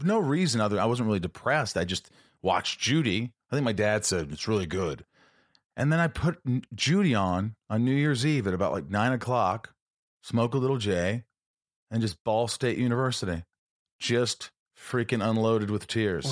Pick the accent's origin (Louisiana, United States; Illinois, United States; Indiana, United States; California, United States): Indiana, United States; Southern; moved away; I'm still that kid from Indiana